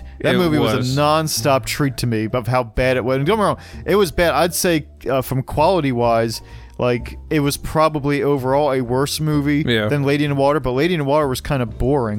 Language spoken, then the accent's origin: English; Bucks County, Pennsylvania, United States; we're from Bucks County.